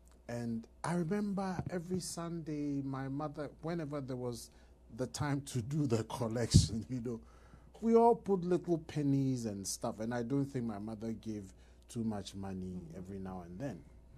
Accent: Ghana; growing up in Ghana

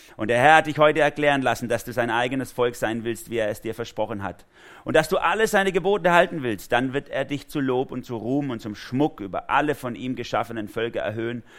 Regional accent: Germany; für mich als Deutscher

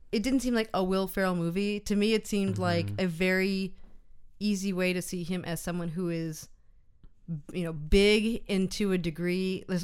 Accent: United States; moved away; I'm speaking American as an American person abroad

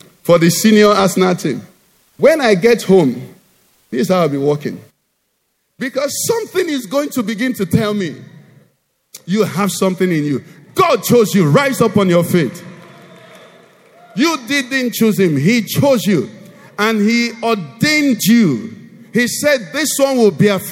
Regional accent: Nigeria; Jesus loves me, though I'm a Nigerian

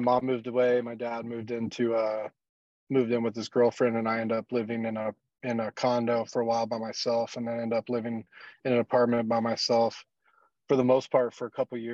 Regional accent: South Padre Island, Texas, United States; also born or lived in Corpus Christi, Texas; I grew up in South Texas, in a place called South Padre Island, and then also spent some time in Corpus Christi, North Padre Island, throughout my early years.

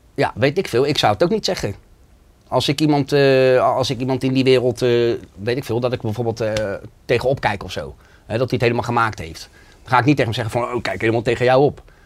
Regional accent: The Hague, South Holland, Netherlands; ik kom uit Schilderswijk. En bij ons in de omgeving was het heel normaal dat je in de criminaliteit zat.

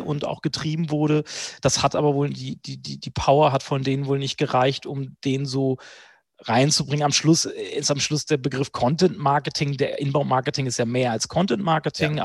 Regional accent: Hanover, Lower Saxony, Germany; also born or lived in Berlin; zurück nach Hannover in meine Heimatstadt

